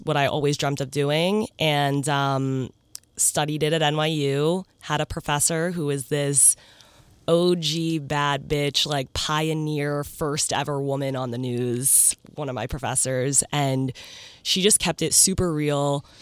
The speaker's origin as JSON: {"language": "English", "region": "New Jersey", "country": "United States", "tie": "born or raised there", "moved": "as an adult", "lives_now": "New York, United States", "said": "I grew up in South Jersey"}